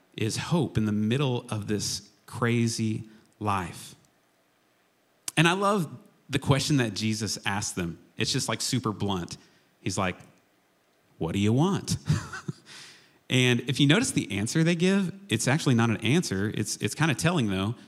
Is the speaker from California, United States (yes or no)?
no; Chickasha, Oklahoma, United States; growing up in Chickasha, Oklahoma, I was affectionately referred to many, many times as Jillian's little brother.